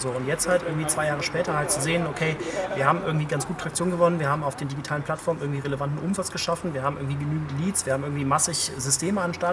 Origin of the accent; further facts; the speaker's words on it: Cologne, North Rhine-Westphalia, Germany; now in Idar-Oberstein, Germany; Also ich komme wirklich aus Köln, ich war sonst eigentlich immer in irgendwelchen Metropolen und Ländern und irgendwie viel unterwegs